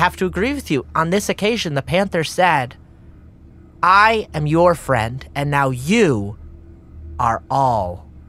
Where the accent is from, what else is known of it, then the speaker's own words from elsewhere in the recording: Cincinnati, Ohio, United States; I came, I'm from Cincinnati. A small town inside of Cincinnati. Cincinnati, and then it was a sub-town of that.